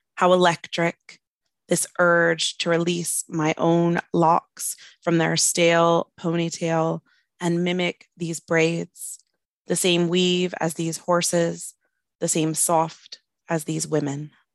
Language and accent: English; United States; now in Wales, United Kingdom; I'm an American poet living in Wales